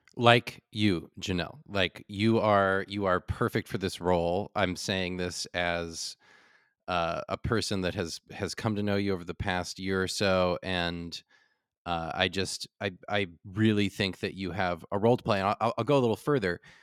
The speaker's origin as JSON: {"language": "English", "region": "California", "country": "United States", "said": "as a Californian"}